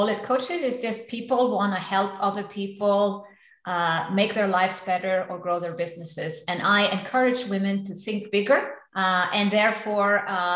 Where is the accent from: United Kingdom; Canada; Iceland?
Iceland; moved away as an adult; now in Switzerland; I'm originally from Iceland